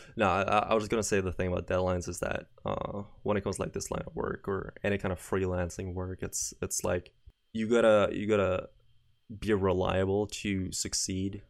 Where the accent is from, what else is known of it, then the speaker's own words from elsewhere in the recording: Norway; I'm not from America, I'm from, from Norway.